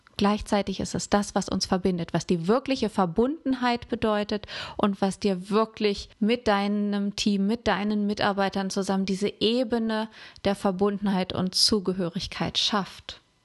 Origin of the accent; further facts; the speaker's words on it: Germany; hier bei uns in Deutschland